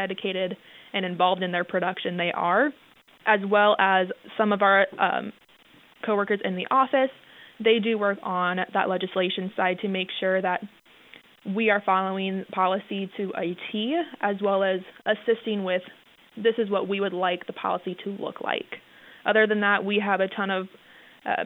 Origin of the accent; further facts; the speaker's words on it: Kingsley, Iowa, United States; moved away as an adult; now in South Dakota, United States; I'm originally from Northwest Iowa, down by Sioux City in a small town of Kingsley.